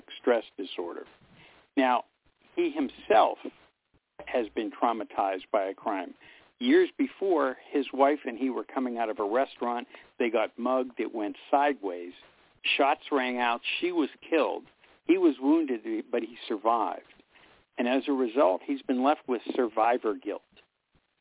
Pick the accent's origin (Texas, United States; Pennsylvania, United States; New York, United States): Pennsylvania, United States; Pittsburgh; moved away; my hometown of Pittsburgh